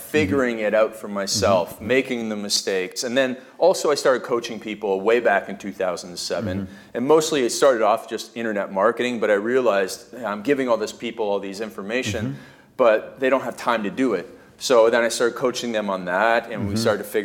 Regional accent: Canada; when I was growing up in Canada, we play ice hockey

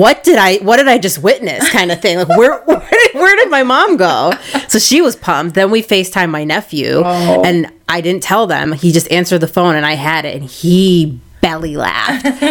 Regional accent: Canal Fulton, Ohio, United States; We're from Canal Fulton.

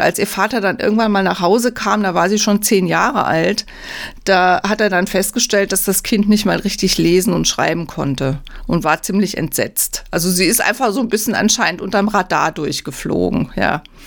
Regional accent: Bad Bergzabern, Rhineland-Palatinate, Germany; moved away; In meiner alten Heimat in Bad Bergzabern

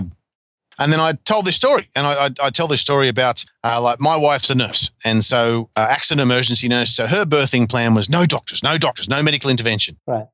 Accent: Newcastle, New South Wales, Australia; I grew up in Newcastle, and we only had Channel 3 and the ABC was all we had.

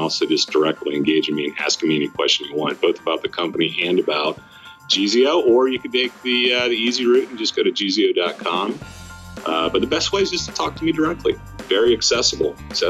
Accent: Northeast, United States; now in Williamsburg, United States; You know, I came from the Northeast, spent a lot of time in New Jersey, New York, and Philly.

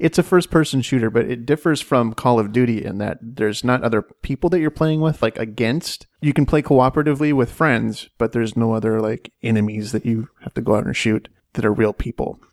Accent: Washington, United States; I grew up in Washington State

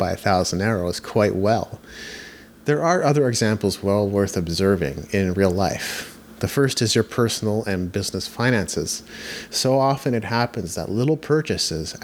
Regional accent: Japan; I grew up in Japan

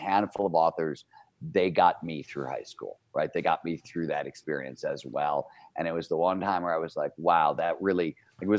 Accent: Cleveland, Ohio, United States; now in Lake Tahoe, United States; Growing up in Cleveland, Ohio, I grew up in the 70s

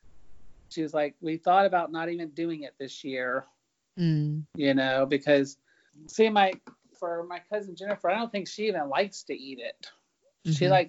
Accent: United States; moved away as an adult; also born or lived in Japan; I was born in the United States

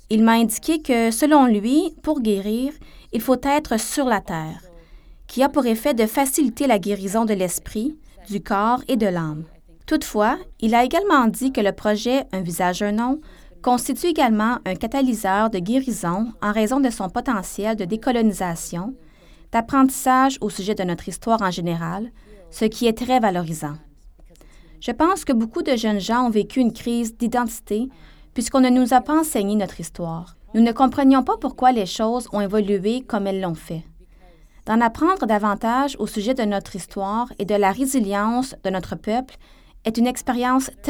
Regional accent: Baker Lake, Nunavut, Canada; Je suis originaire de Baker Lake.

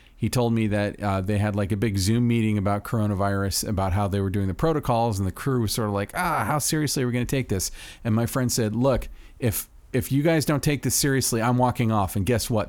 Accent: Florida, United States; my home state of Florida

